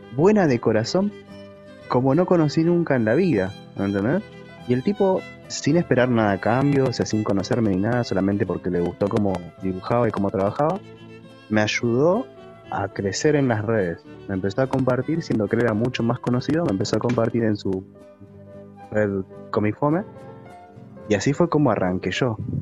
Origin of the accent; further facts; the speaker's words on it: Buenos Aires Province, Argentina; now in Buenos Aires, Argentina; Nací en el conurbano, en la parte rural